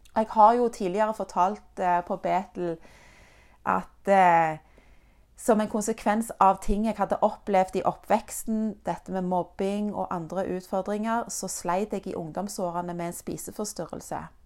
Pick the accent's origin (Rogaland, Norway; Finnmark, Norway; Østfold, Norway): Rogaland, Norway; Egersund; also born or lived in Denmark; Når jeg var ett og et halvt år gammel, så flytta mine foreldre og jeg fra Danmark til Norge, nærmere bestemt til Egersund